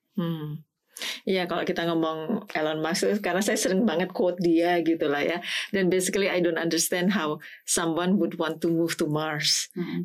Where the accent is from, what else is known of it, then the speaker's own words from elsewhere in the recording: Semarang, Central Java, Indonesia; Saya dari Semarang